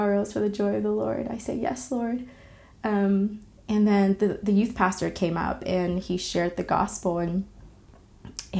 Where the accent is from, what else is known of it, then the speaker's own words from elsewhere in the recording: California, United States; also born or lived in Vietnam; my family and I moved to the States, specifically to the state of California, and I grew up there